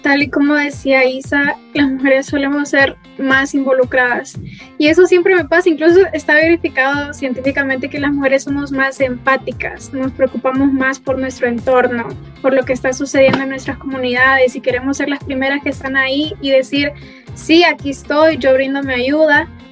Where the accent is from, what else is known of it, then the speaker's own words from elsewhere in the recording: Honduras; nosotras em, diéramos la cara como ciudadanas hondureñas